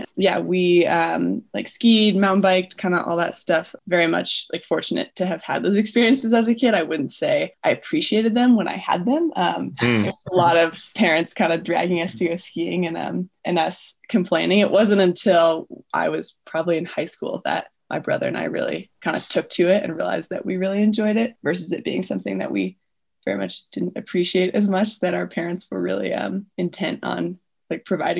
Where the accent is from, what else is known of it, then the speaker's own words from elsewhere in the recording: Issaquah, Washington, United States; moved away as an adult; also born or lived in Boulder, Colorado / Salt Lake City, Utah; now in Jackson Hole, United States; I grew up outside of Seattle in Issaquah, Sammamish area, if you know the area. Otherwise, I usually say Seattle. And then I moved to Boulder for school